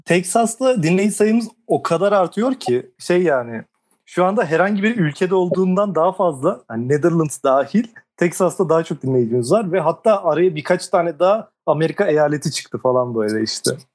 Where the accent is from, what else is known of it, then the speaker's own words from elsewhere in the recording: Ankara, Turkey; üniversite için şehir değiştirmediğimden mi ama Ankara